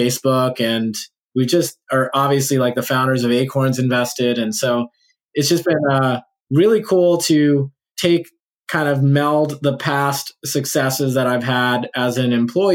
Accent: New Orleans, Louisiana, United States; now in Los Angeles, United States; people in Louisiana, my home state

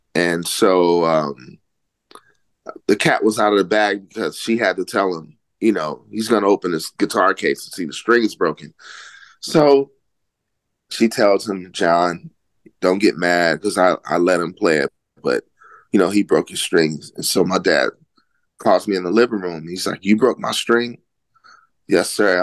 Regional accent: Oakland, California, United States; I grew up in Oakland, California

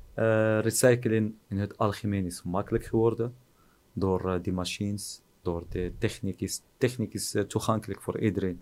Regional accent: Oujda, Oriental, Morocco; Dutch is a second language; moved away as an adult; also born or lived in Netherlands; now in Oujda, Morocco; ben ik hier geboren in Marokko

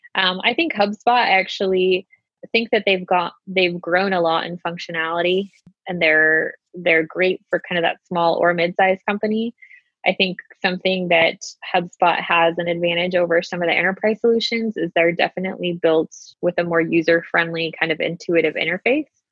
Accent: Utah, United States; I am a Utah native, born and raised in Utah

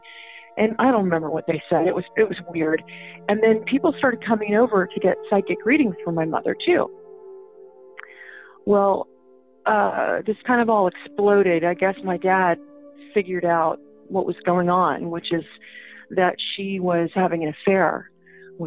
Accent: San Antonio, Texas, United States; also born or lived in South Africa; now in Los Angeles, United States; I came back to Texas when I was a little kid, and grew up in Texas mostly

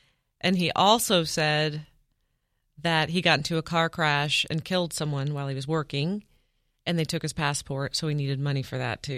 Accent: Independence, Kansas, United States; born or raised there

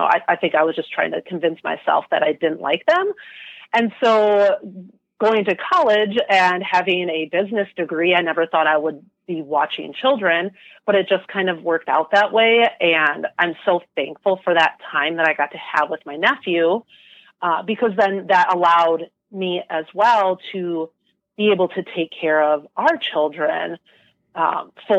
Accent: Wisconsin, United States; also born or lived in Michigan; I was born and raised in Wisconsin

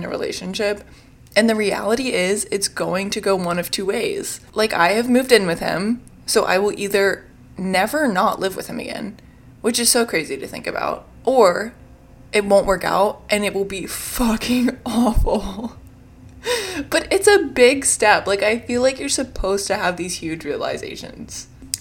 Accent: Richmond, Virginia, United States; moved away as an adult; now in New York, United States; I'm originally from Richmond, Virginia, but I moved to New York at the end of 2020

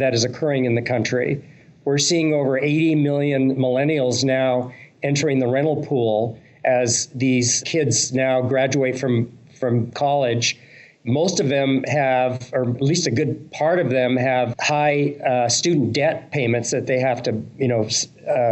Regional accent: Canada; growing up in Canada

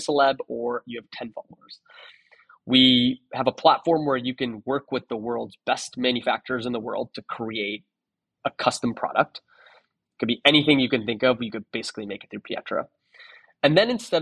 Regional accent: Toronto, Ontario, Canada; moved away as an adult; also born or lived in San Francisco; I'm from Toronto, so I moved to San Francisco.

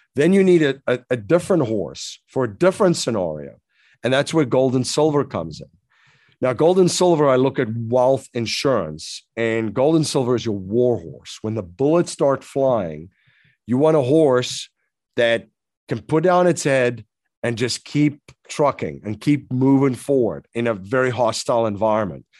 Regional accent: South Africa; moved away as an adult; now in United States; I'm originally from South Africa. So, I came to the U S in around two thousand and one

